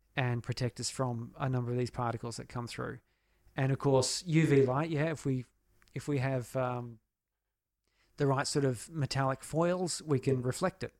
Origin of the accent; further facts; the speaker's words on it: Australia; portraying myself as an Australian